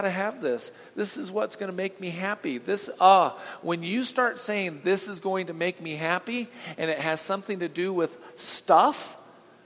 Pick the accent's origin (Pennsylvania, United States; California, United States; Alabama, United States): California, United States; Huntington Beach; I grew up in Southern California, so down in Huntington Beach